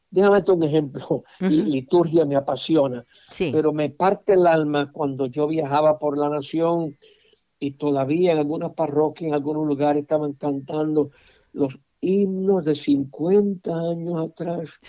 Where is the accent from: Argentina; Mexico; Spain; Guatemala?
Mexico; Con todo respeto a mi pueblo mexicano, yo considero al pueblo mexicano extremadamente machista.